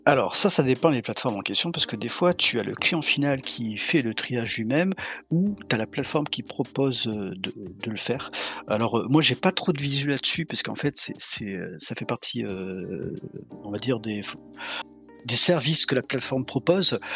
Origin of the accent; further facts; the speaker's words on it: Montpellier, Occitania, France; je suis de Montpellier, du sud de la France